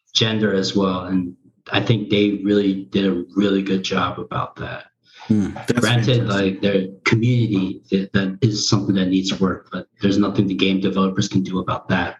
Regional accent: United States; first language Korean; English is a second language; I thought I was born in Korea up until then, but then come to find out I was born in the U.S.

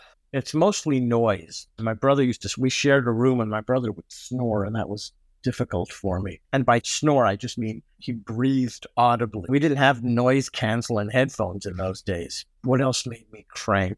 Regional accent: Montreal, Quebec, Canada; first language English; also born or lived in Toronto; now in New York, United States; We grew up in Côte-Saint-Luc

